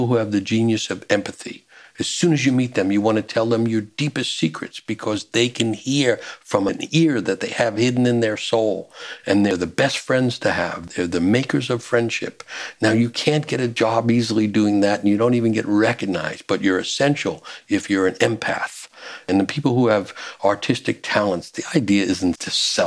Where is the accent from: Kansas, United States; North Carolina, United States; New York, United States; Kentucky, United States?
New York, United States; New York City; I'm growing up in New York City